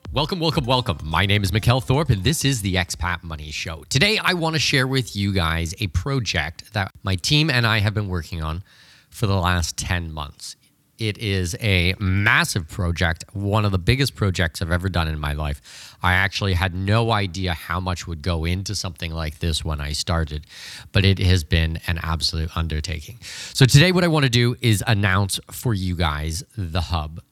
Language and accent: English; Canada; moved away; Canada, which was just unbelievably worrying, my home country